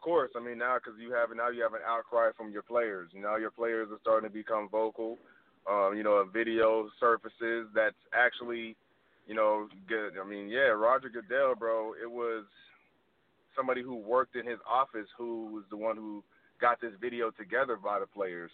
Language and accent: English; California, United States; now in Los Angeles, United States; I'm from California originally